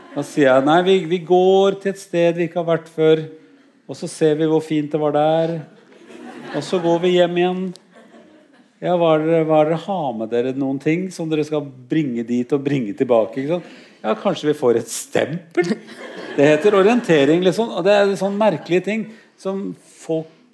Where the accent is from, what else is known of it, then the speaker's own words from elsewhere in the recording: Norway; jeg er norsk